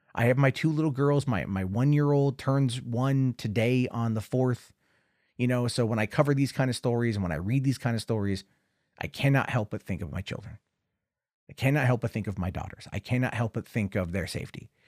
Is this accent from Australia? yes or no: no; Oregon, United States; Oregon, my home state